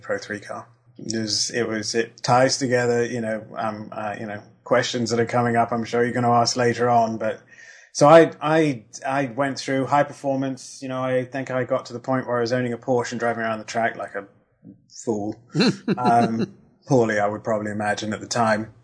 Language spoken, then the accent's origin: English; Kent, South East England, United Kingdom; moved away; I lived in Kent and um, uh, in the UK, which is where Brands Hatch is